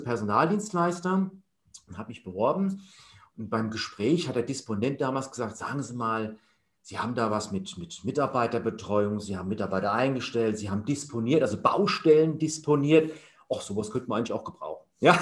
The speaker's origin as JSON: {"language": "German", "region": "Hesse", "country": "Germany", "also_born_or_lived": "Leipzig", "said": "ich komme ursprünglich aus Hessen"}